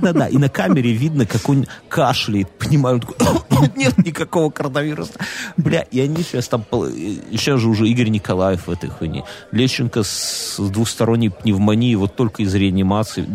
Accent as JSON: {"language": "Russian", "country": "Belarus", "said": "мы, белорусы"}